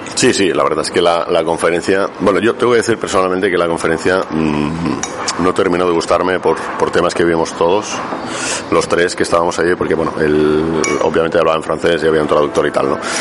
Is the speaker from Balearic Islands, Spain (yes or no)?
yes; Mallorca, Balearic Islands, Spain; vengo de, vengo de Mallorca